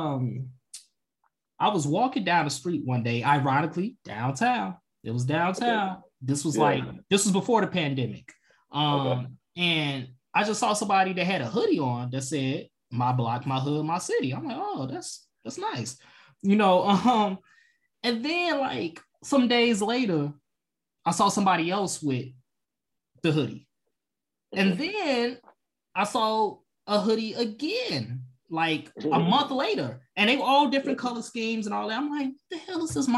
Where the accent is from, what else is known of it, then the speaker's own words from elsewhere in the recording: South Suburbs of Chicago, Illinois, United States; growing up in the South Suburbs